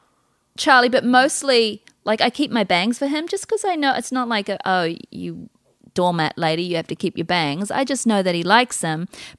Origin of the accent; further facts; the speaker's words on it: New Zealand; growing up in New Zealand